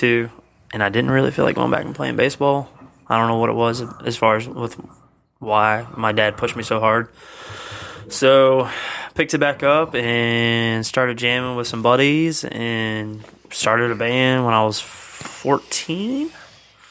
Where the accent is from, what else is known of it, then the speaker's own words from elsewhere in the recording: Holland Springs, United States; also born or lived in New Kent; Grew up in Holland Springs. I used to live in New Kent. Now I'm back in Holland Springs